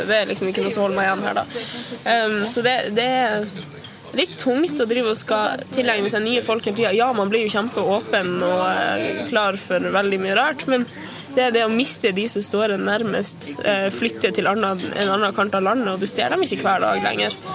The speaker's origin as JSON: {"language": "Norwegian", "town": "Tysfjord", "region": "Nordland", "country": "Norway", "moved": "yes", "lives_now": "Longyearbyen, Svalbard", "said": "jeg er fra Tysfjord i Nordland."}